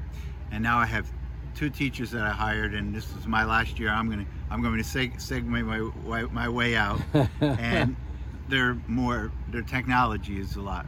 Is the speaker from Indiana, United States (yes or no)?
no; Hawthorne, New Jersey, United States; Yes, I grew up in Hawthorne. I originally attended Washington School back in the 60s.